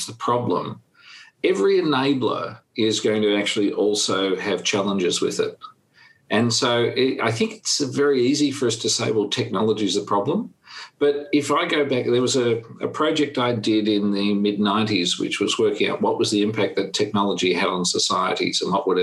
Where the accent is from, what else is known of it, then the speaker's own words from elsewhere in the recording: Australia; I'm from Australia